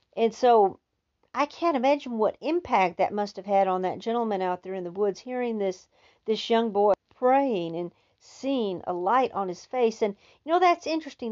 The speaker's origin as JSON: {"language": "English", "region": "Texas", "country": "United States", "said": "as a Texan"}